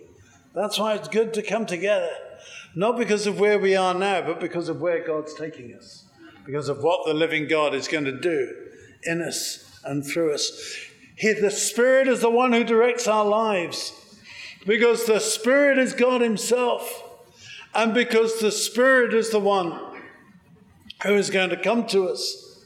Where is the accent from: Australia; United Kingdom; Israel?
United Kingdom; England; accent: English; moved away as an adult; now in United States; I am English originally, you may have guessed. Despite 25 years living in the US, I can't lose the accent